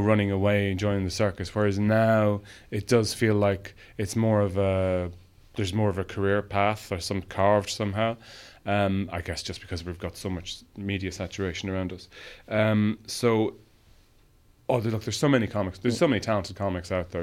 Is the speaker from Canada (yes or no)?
no; Ireland; growing up in Ireland